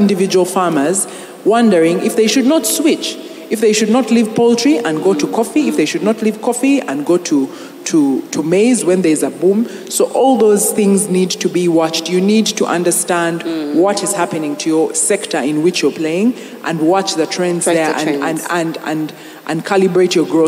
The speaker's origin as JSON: {"language": "English", "town": "Kabale", "region": "Western Region", "country": "Uganda", "tie": "born or raised there", "said": "You had to go to my hometown."}